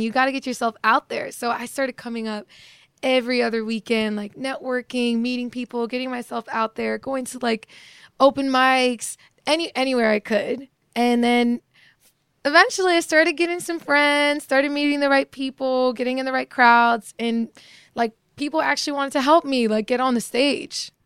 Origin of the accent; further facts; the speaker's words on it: Morocco; moved away; I was born in Morocco